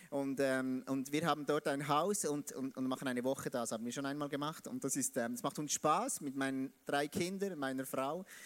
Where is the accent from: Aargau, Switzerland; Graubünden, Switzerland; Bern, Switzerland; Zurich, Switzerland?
Bern, Switzerland; Biel; Ich komme aus, aus Biel, Biel in der Schweiz. Und ich versuche heute Hochdeutsch zu, zu sprechen, wie es eben ein Schweizer sprechen kann.